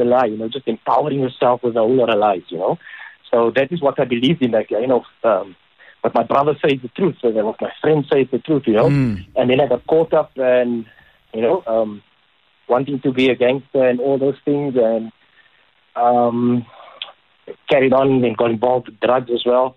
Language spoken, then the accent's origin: English; Cape Town, Western Cape, South Africa; moved away as an adult; also born or lived in Johannesburg; for us as youngsters growing up in Mitchell's Plain, the Bayou tournament was where we could visualize that dream